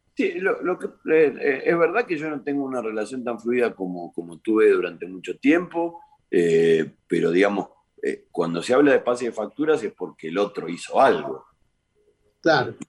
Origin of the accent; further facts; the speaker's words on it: Argentina; nosotros como, argentinos